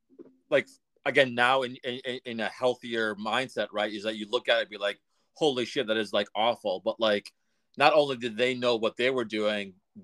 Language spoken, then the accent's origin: English; Methuen, Massachusetts, United States; I grew up in Methuen